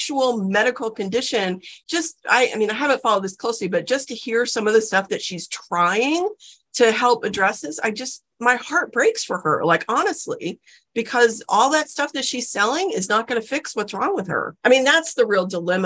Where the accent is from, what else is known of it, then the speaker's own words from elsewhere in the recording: South Texas, United States; I grew up in South Texas